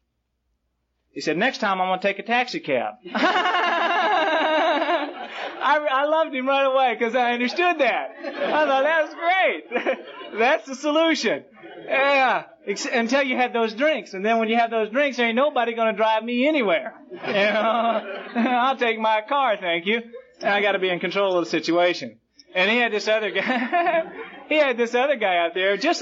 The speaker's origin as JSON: {"language": "English", "town": "Jacksonville", "region": "Florida", "country": "United States", "tie": "born or raised there", "also_born_or_lived": "Brooklyn, New York", "said": "I was born in Brooklyn, New York, and I was raised in Jacksonville, Florida."}